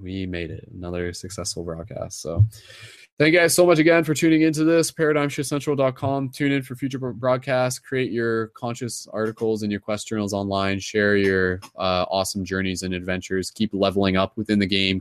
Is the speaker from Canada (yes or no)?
yes; Canada; accent: Canadian; my Canadian accent